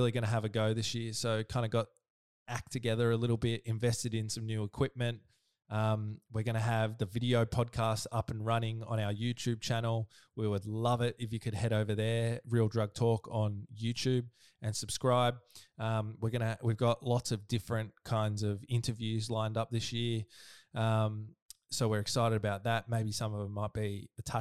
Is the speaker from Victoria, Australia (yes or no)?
yes; Melbourne, Victoria, Australia; I'm from Melbourne